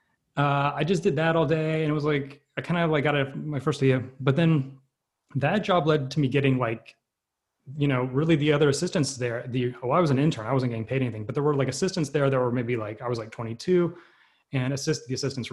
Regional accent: Atlanta, Georgia, United States; I grew up in Atlanta, Georgia

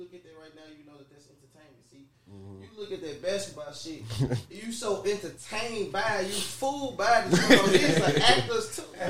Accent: Nashville, Tennessee, United States; Yeah, I can't just say that I'm from Parkwood. That's where I'm from.

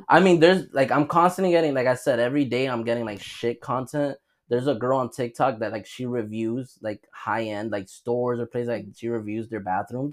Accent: United States; as an American

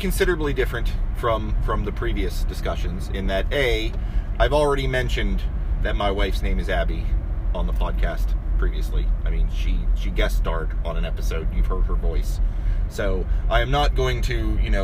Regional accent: Martins Ferry, Ohio, United States; moved away as an adult; also born or lived in Florida; now in Columbus, United States; I'm from Martins Ferry, you know, St. Clairsville, Bridgeport, Bel Air, Wheeling, you know, all that area is what I'm talking to when I'm talking about the Ohio Valley. And it was a fine place to grow up

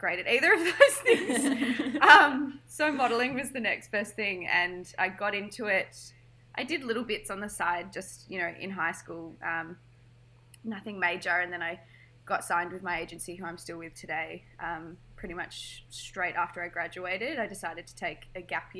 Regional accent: Melbourne, Victoria, Australia; So I grew up here in Melbourne, went to high school.

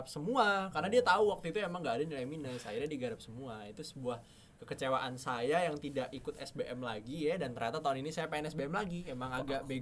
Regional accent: Balikpapan, East Kalimantan, Indonesia; moved away as an adult; now in Yogyakarta, Indonesia; kan aku dari Balikpapan deh ya soalnya. Hmm maksudnya kayak aku kan dulu tujuh tahun di Jogja terus habis itu uh, pindah ke Balikpapan habis gempa terus 10 tahun di sana sampai lulus SMA

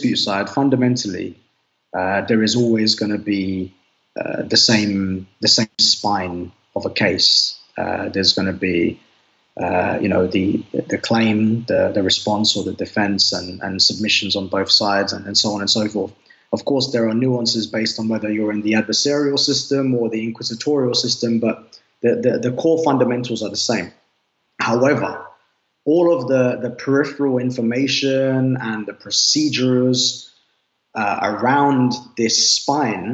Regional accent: London, United Kingdom; I'm from the UK. I'm born and raised in Northwest London.

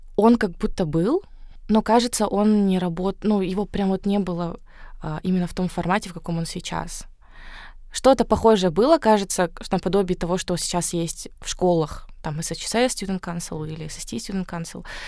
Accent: Karaganda, Karaganda Region, Kazakhstan; moved away; also born or lived in Astana; я сама родом из Караганды.

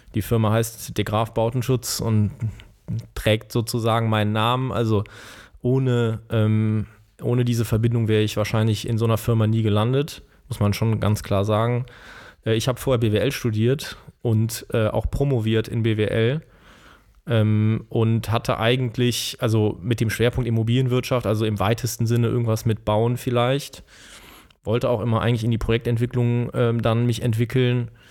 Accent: Bonn, North Rhine-Westphalia, Germany; ich bin aufgewachsen in Bonn, in Beul natürlich

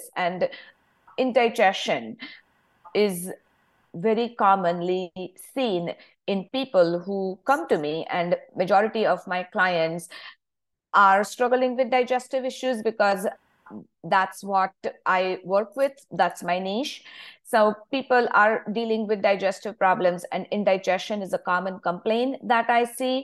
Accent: India; moved away as an adult; I grew up in India, of course. So I still have my roots back in India, even if I am in this country for over 20 years now.

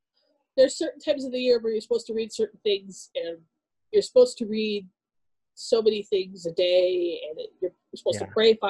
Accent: San Bernardino, California, United States; first language Arabic; English is a second language; I was born and raised in Southern California, uh-huh. In the San Bernardino area

